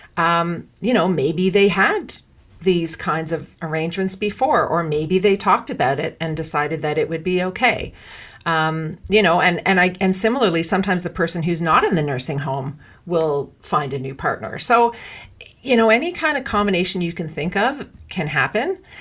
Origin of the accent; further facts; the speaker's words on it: Canada; I'm Canadian